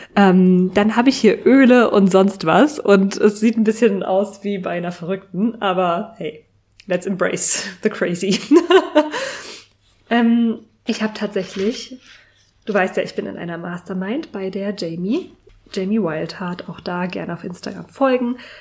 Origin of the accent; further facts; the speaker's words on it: Berlin, Germany; nicht in meiner Heimat, nicht in Berlin verbracht